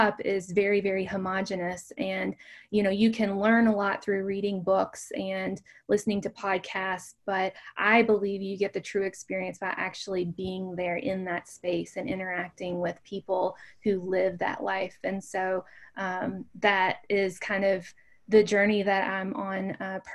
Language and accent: English; Kentucky, United States; moved away as an adult; I grew up in a very small town in Kentucky. It's known as the bourbon capital of the world